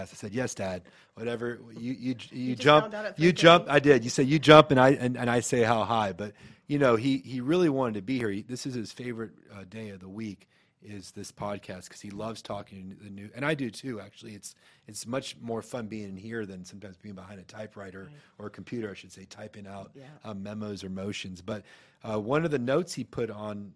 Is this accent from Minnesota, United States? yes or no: no; Gainesville, Florida, United States; I was born and raised in Gainesville